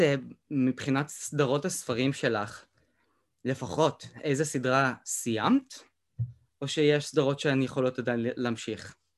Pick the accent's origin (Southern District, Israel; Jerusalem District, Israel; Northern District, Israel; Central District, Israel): Southern District, Israel; Beersheba; אני במקום מבאר שבע